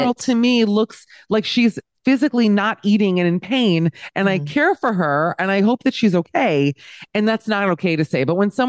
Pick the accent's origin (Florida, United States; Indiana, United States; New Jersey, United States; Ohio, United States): Florida, United States; Miami; No, because listen, I'm from Miami. Let me say this. I'm from Miami. Okay. So I grew up in the Wildensteins of America.